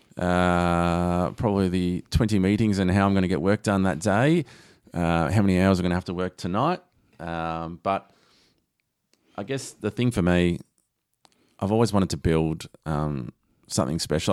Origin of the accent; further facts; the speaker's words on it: Lara, Victoria, Australia; I grew up in Lara.